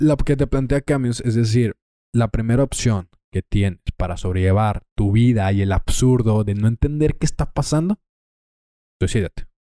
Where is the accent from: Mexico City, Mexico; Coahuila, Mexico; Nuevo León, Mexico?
Coahuila, Mexico; Torreón; eres mexicano, somos de Torreón